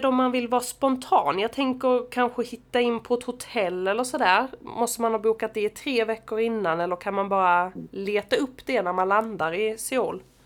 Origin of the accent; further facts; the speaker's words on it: Sweden; hemma i Sverige